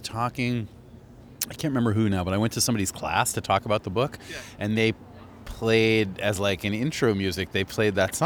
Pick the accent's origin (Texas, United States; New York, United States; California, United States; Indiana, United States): New York, United States; also born or lived in San Francisco / Boston / Philadelphia; now in Los Angeles, United States; I'm from New York, and I lived in San Francisco and Boston and Philadelphia